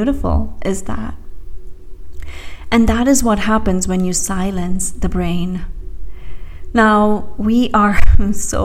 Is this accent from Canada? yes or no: no; India; moved away; I grew up in India